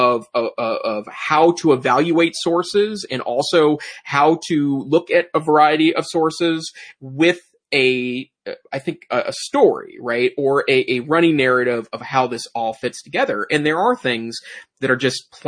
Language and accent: English; United States; being an American